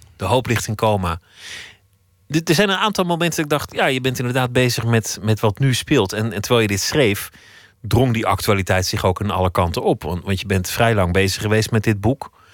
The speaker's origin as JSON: {"language": "Dutch", "region": "Flanders", "country": "Belgium", "moved": "as an adult", "lives_now": "Amsterdam, Netherlands", "said": "ik voel me Belg"}